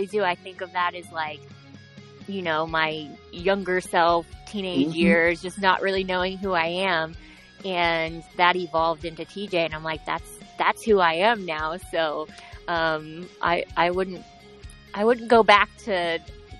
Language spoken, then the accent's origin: English; Ohio, United States; moved away as an adult; now in Florida, United States; once I moved away from Ohio, where I'm originally from